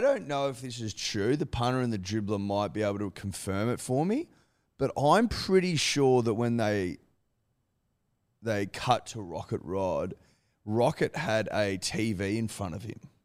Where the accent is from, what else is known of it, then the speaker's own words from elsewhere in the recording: Australia; as an Australian